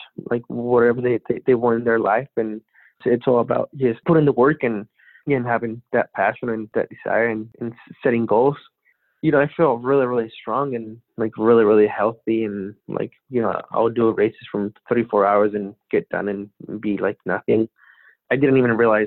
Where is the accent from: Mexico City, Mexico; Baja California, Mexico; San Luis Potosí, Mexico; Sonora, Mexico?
Baja California, Mexico; I'm from Mexico, so we have the border close to San Diego